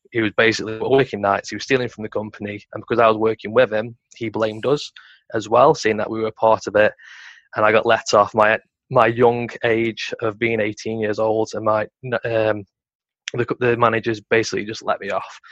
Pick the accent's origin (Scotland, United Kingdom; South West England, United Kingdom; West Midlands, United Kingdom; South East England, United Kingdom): West Midlands, United Kingdom; Stoke-on-Trent; I'm originally from Stoke on Trent